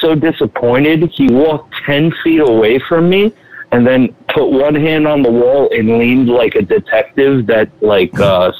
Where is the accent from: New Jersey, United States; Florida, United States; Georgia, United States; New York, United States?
Florida, United States; now in Long Island, United States; I was born in Florida. I live in Long Island